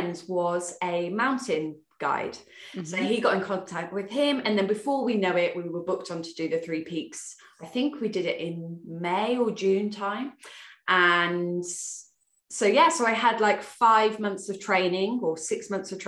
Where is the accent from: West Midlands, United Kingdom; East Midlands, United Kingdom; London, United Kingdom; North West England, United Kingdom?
West Midlands, United Kingdom; Worcester; moved away as an adult; also born or lived in Newbury; I'm from Worcester, I moved to Hampshire, so I moved to Newbury